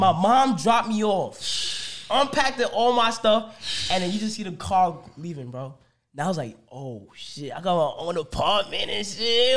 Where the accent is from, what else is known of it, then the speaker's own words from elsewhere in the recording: New York City, New York, United States; I'm from Bronx, New York